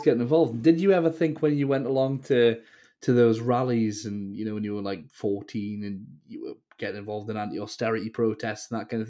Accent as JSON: {"language": "English", "area": "the Northeast", "region": "North East England", "country": "United Kingdom", "said": "myself being from the Northeast"}